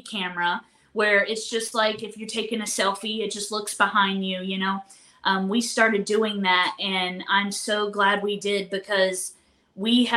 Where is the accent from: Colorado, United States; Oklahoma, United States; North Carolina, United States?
North Carolina, United States; We're from North Carolina